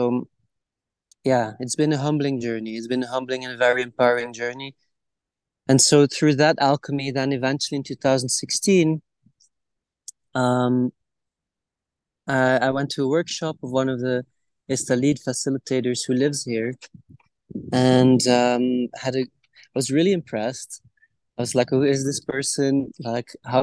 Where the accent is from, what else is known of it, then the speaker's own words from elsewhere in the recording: Belgium; moved away as an adult; also born or lived in Guatemala; I grew up in Belgium